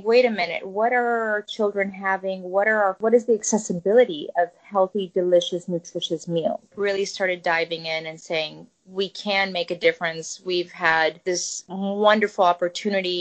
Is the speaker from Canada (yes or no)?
no; Zakynthos, Ionian Islands, Greece; now in United States; I come from a family, you know, we were living in Greece on a small island called Zante. There, my parents were farmers